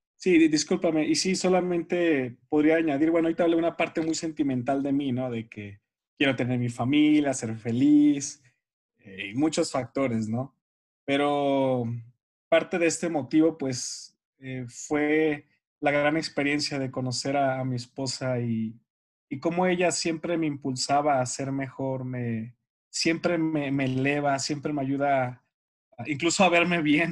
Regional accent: Mexicali, Baja California, Mexico; also born or lived in Sinaloa; nacido en Sinaloa, criado en Mexicali, Baja California. Somos norteños los dos

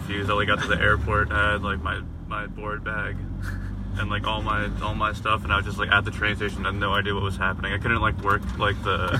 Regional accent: East Coast, United States; now in Cascais, Portugal

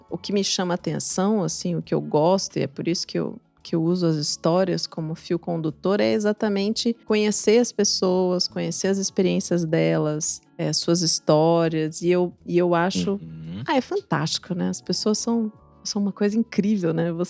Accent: Juiz de Fora, Minas Gerais, Brazil; born there; Eu nasci numa cidade chamada Juiz

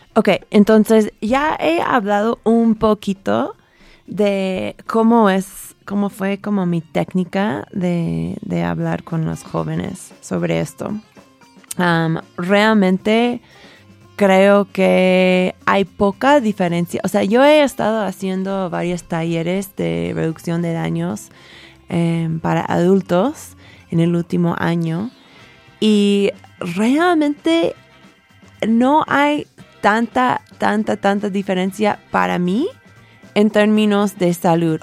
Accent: California, United States; Spanish is a second language; moved away as an adult; also born or lived in Texas / Mexico City; now in Mexico; yo soy de California, o sea, me nací en Texas, pero nos mudábamos a las al un mes a California

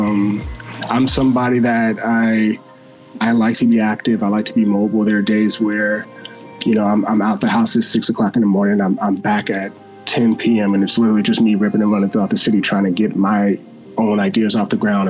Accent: Los Angeles, California, United States; also born or lived in Beverly Hills, California; I grew up in South Central Los Angeles, where I went to school in the Inglewood School District

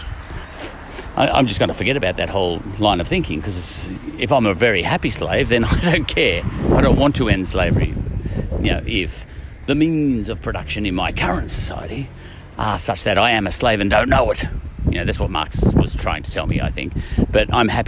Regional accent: Ireland; I'm Irish

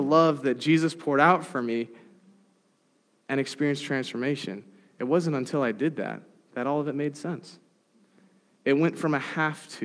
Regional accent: San Diego, California, United States; Growing up in San Diego, I have a lot of friends who are part of the Latter-day Saint Church

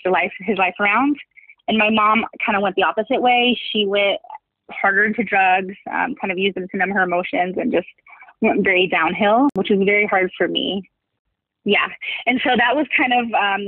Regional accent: Ohio, United States; I grew up in Ohio.

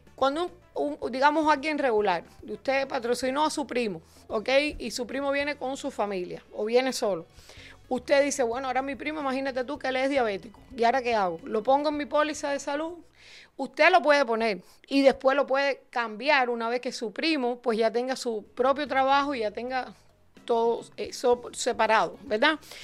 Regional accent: Cuba; now in United States; yo también soy cubana

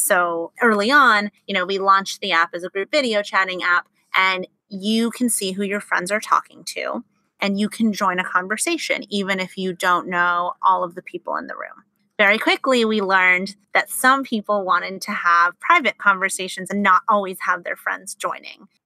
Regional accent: Los Angeles, California, United States; Grew up in Los Angeles

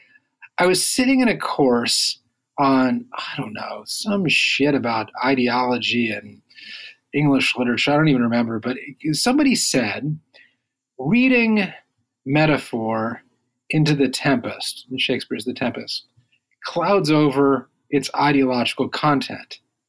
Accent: Midwest, United States; now in Washington, DC, United States; so I moved to DC from the Midwest some years ago, and we used to drive back on a fairly regular basis, and it was like 14 hours each way.

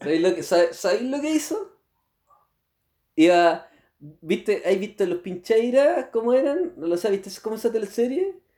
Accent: San Felipe, Valparaíso, Chile; moved away; no soy nacido en Curicó, sino que yo soy de otra región, de la región de Valparaíso, pero más precisamente del Valle

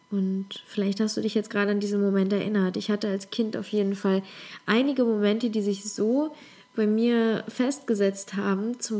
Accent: Leverkusen, North Rhine-Westphalia, Germany; also born or lived in Ukraine; Ich komme aus Leverkusen, aus Leverkusen-Opladen, da bin ich groß geworden. Also ich komme aus der Ukraine ursprünglich, aber ich bin in Leverkusen groß geworden.

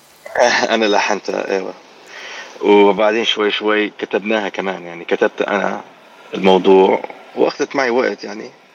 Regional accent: Iraq; moved away as an adult; والاصل من العراق

